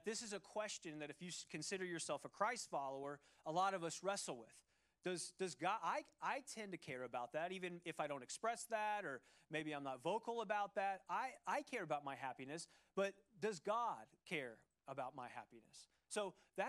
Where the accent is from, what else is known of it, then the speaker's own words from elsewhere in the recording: Cincinnati, Ohio, United States; moved away; Growing up in Ohio, in the city of Cincinnati, the great city of Cincinnati